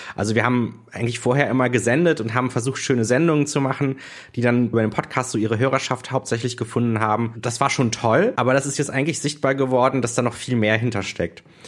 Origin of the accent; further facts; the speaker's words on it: Düsseldorf, North Rhine-Westphalia, Germany; also born or lived in Berlin; jetzt bin ich wieder in Düsseldorf